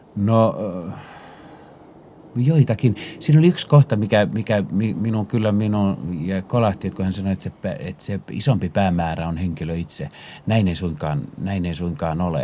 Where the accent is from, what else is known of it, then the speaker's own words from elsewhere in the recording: Finland; moved away as an adult; also born or lived in Paris, France; tulin uudestaan Pariisista äh, kotimaahan